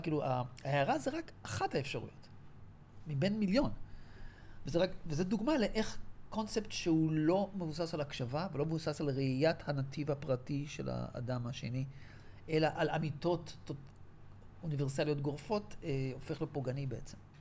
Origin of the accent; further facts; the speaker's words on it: Israel; גדלתי בקיבוץ של השומר הצעיר